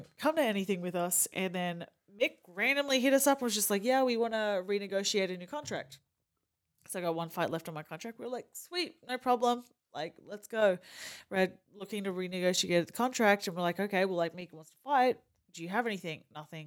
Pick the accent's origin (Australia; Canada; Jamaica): Australia; accent: Australian; moved away as an adult; now in Kansas City, United States; by the accent, I'm Australian